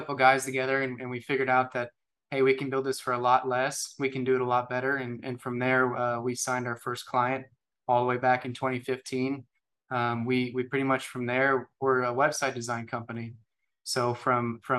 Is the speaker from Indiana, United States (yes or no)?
yes; Jasper, Indiana, United States; now in Evansville, United States; I grew up in Jasper, Indiana, went to Jasper High School